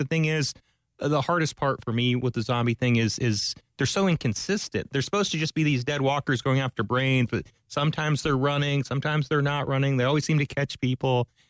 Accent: Orlando, Florida, United States; I'm also from Orlando

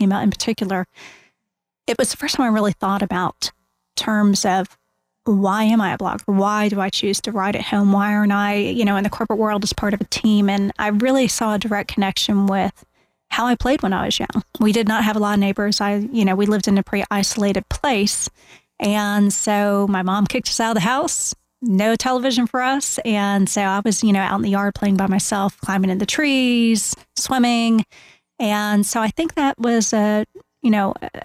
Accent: Winter Park, Florida, United States; I grew up here in Central Florida

